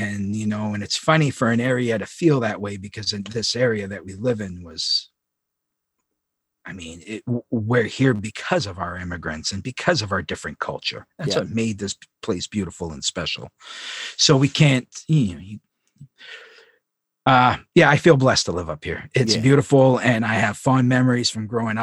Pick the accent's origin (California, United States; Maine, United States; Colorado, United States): Maine, United States; Long Lake; also born or lived in Presque Isle, Maine; I was born in Presque Isle and I grew up on Long Lake.